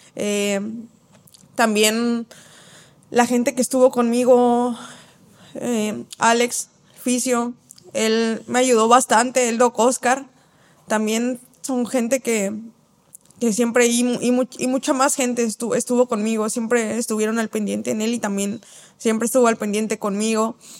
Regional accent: Mexico City, Mexico; now in Guadalajara, Mexico; soy de la Ciudad de México

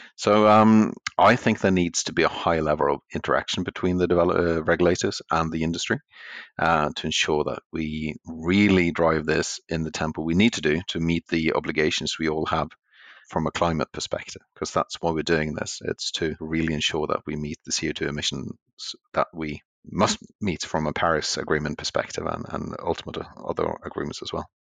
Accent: Norway; since I'm from Norway

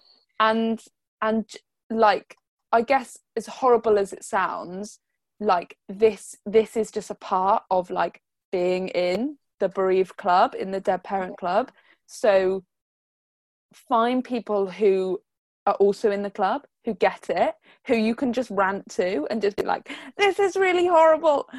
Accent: United Kingdom; we're like British

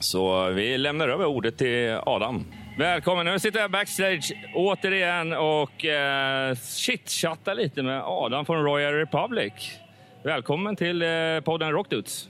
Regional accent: Hultsfred, Kalmar County, Sweden; moved away; jag kommer ju nere från Hultsfredsområdet från början

